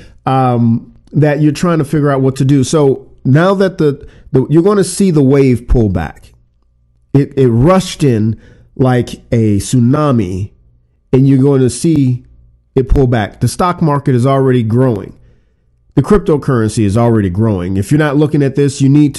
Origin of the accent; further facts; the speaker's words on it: Louisiana, United States; I'm from Louisiana